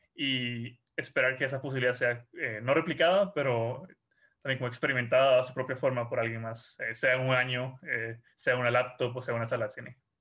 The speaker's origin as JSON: {"language": "Spanish", "country": "Costa Rica"}